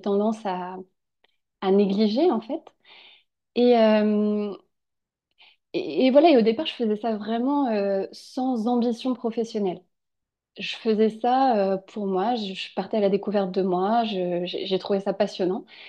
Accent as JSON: {"language": "French", "town": "Angers", "region": "Pays de la Loire", "country": "France", "said": "on est originaire d'Angers"}